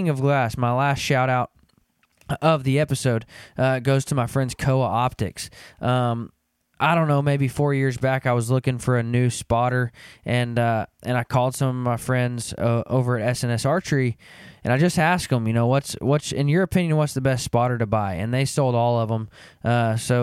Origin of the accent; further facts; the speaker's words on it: Arkansas, United States; moved away as an adult; now in Kansas, United States; I grew up in Arkansas and moved to Kansas about 7 years ago